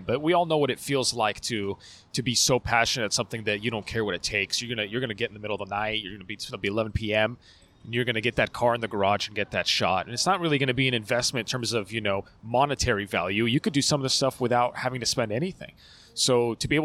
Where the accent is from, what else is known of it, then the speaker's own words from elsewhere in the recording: California, United States; moved away as an adult; now in Seattle, United States; I'm from California originally. Once I got married, I moved up here. I've been in Seattle for about a year now